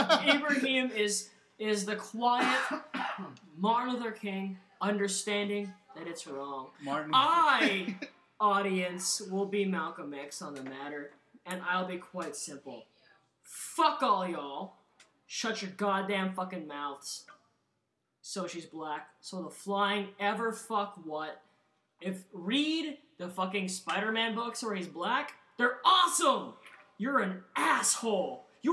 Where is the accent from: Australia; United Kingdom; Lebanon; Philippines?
Philippines; And I am Filipino.